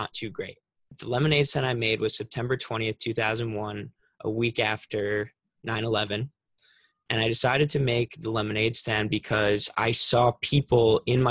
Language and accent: English; Long Island, New York, United States; I'm from Long Island, New York, so not New York City, it's like an hour away